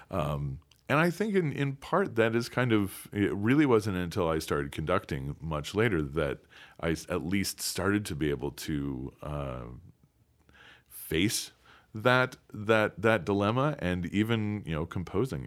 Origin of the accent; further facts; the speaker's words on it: DeKalb, Illinois, United States; I'm from DeKalb, Illinois, uh, where Northern Illinois University is